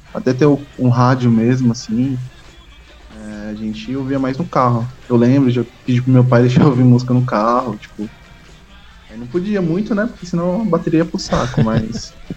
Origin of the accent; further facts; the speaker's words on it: Brazil; a gente é brasileiro